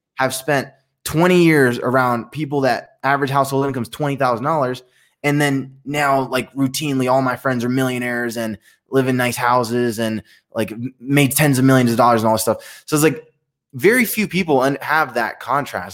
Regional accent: Allentown, Pennsylvania, United States; first language Spanish; English is a second language; moved away; my hometown, and I grew up, grew up in the hood

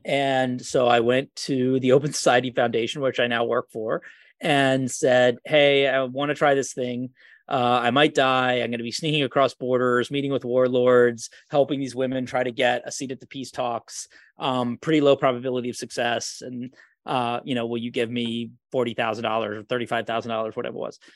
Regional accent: Charlottesville, Virginia, United States; growing up outside of Charlottesville, Virginia, and the beautiful Shenandoah

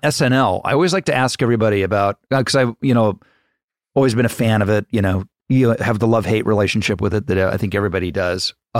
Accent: Ohio, United States; moved away; I'm a kid living in Ohio

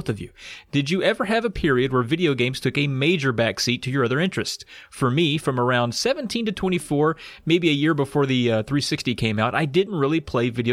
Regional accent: Virginia, United States; There's not a flat piece of land for me to learn how to do any of that stuff on where I'm from

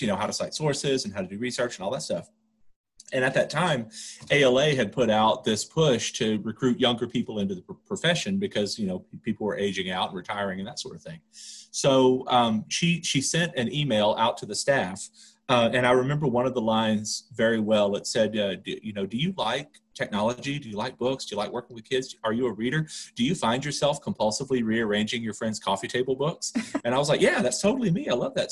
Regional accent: Louisiana, United States; moved away as an adult; also born or lived in Texas; now in Denver, United States; I grew up in Louisiana

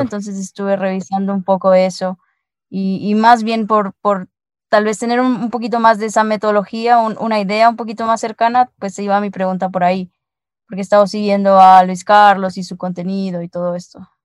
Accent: El Salvador; now in Guatemala; ahora por las, por las fiestas ando aquí en mi tierra, que es en El Salvador, y, pero normalmente te escucho allá, que es donde vivo, en Guatemala

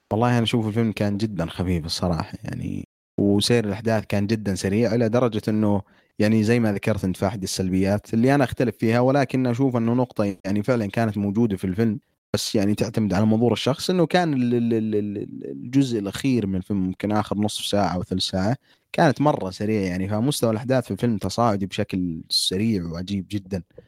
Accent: Saudi Arabia; عندنا بالسعوديه

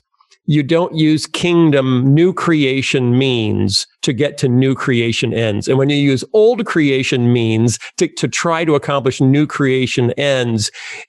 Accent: Iowa, United States; also born or lived in Chicago; I grew up in Iowa and I felt like this is pretty Bible Belt buckly. You know, everyone I know is a Christian. But then we moved to Chicago

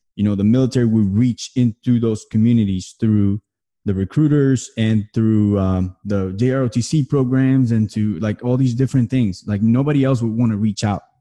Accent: New Jersey, United States; moved away; I'm originally from New Jersey.

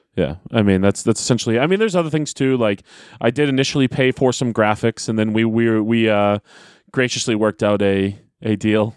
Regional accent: Manchester, New Hampshire, United States; I am from Manchester.

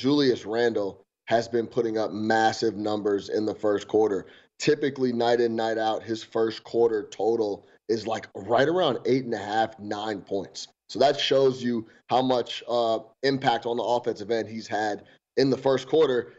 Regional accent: Chicago, Illinois, United States; now in New York, United States; I'm a Chicago guy through and through

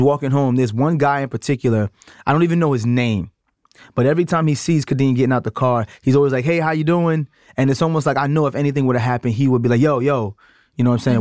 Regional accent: New York City, New York, United States; I'm from Brooklyn

